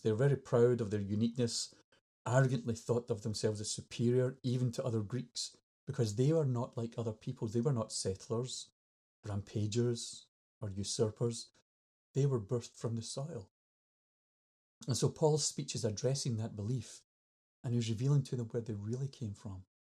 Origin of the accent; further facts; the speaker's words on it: Scotland, United Kingdom; I'm Scottish